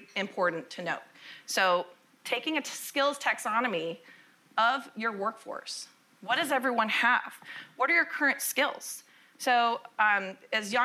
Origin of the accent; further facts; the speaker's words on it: Austin, Texas, United States; I'm actually from Austin, Texas